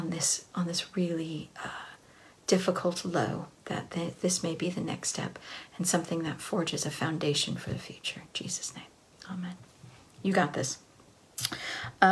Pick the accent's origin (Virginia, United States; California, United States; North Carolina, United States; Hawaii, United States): California, United States; Southern; I grew up in Southern California